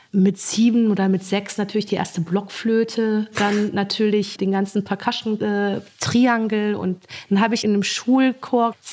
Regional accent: Soest, North Rhine-Westphalia, Germany; born there; Und ich wurde dann in Soest geboren, in einem Militärkrankenhaus.

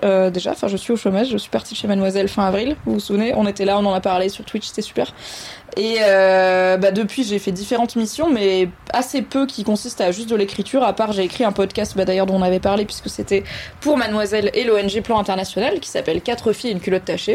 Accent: Valence, Auvergne-Rhône-Alpes, France; also born or lived in Alsace; J'ai grandi à Valence, dans la Drôme

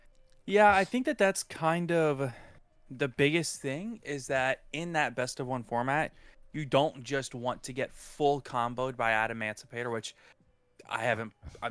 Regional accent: United States; I'm American.

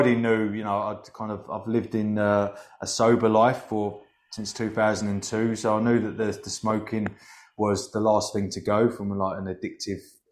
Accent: Hoddesdon, East of England, United Kingdom; my hometown of Hoddesdon in Hertfordshire, just outside of North London

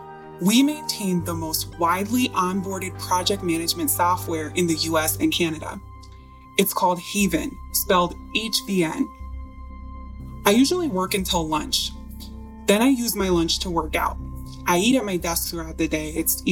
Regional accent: Midwest, United States; Growing up in the Midwest, you're used to Mother Nature's extremes.

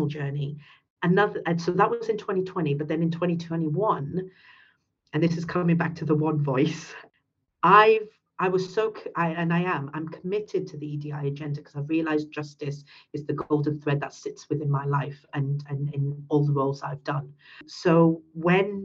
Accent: United Kingdom; first language English; I'm a British Pakistani

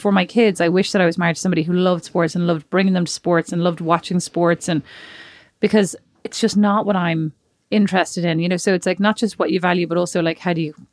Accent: Dublin, Leinster, Ireland; Like he's from Miami and I'm from Dublin, right?

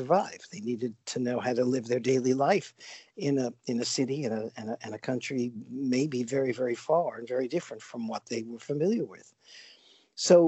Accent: New York City, New York, United States; I grew up in New York City, probably one of the most multicultural places in the world

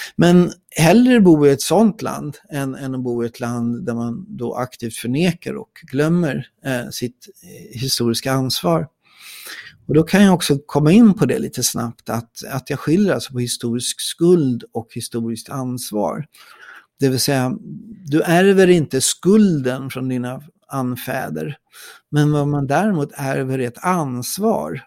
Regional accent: Sweden

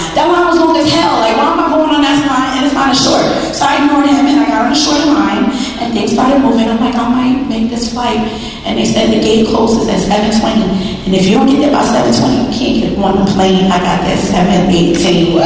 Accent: New York, United States; I'm from New York

